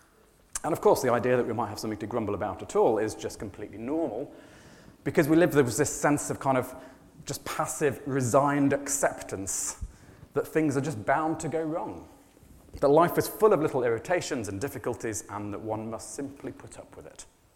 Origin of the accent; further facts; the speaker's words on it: England, United Kingdom; it is a bit odd being English, isn't it?